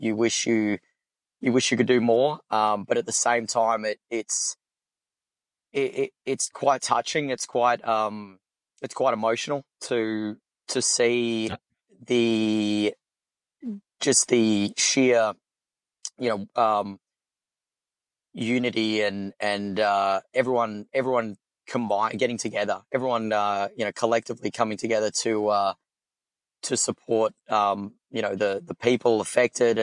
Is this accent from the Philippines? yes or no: no; Perth, Western Australia, Australia; moved away as an adult; now in Austin, United States; I'm from Perth.